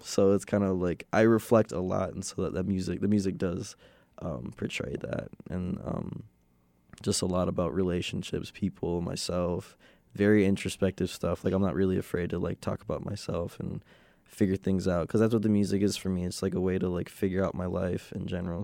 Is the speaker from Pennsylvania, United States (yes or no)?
no; Chicago, Illinois, United States; moved away as an adult; now in Madison, United States; I'm from Chicago